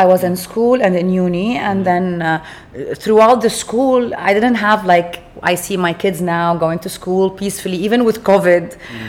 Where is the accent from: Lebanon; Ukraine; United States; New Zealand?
Lebanon; Beirut, Beirut Governorate; moved away as an adult; I was raised in Lebanon, in Beirut, and during the Civil War.